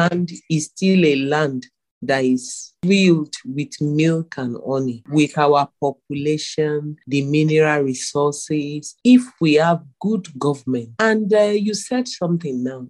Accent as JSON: {"language": "English", "country": "Nigeria", "said": "As a Nigerian"}